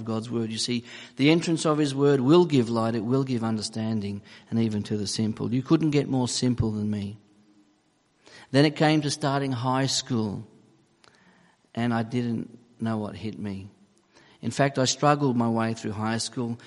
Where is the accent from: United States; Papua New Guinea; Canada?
Papua New Guinea; moved away; also born or lived in Australia / Gold Coast, Queensland; I was born in Papua New Guinea, and I'd been flown to Australia to undergo surgery on my feet